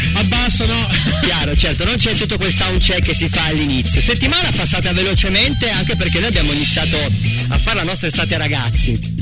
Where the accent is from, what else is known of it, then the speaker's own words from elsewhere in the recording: Apulia, Italy; accent: pugliese (Apulian); l'ho detto in modo pugliese